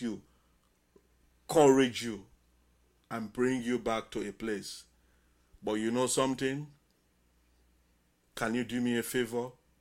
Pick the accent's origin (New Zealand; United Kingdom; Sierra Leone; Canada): Sierra Leone; Bonthe Island, Southern Province; moved away as an adult; now in Tacoma, United States; as an islander, Bont Island, electricity, we are enjoying electricity those days